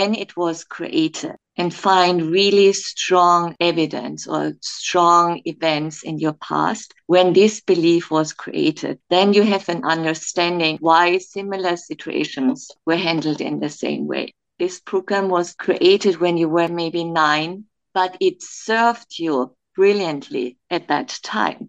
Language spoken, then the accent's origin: English; Germany; moved away as an adult; also born or lived in Kenya; now in Dubai, United Arab Emirates; I'm originally from Germany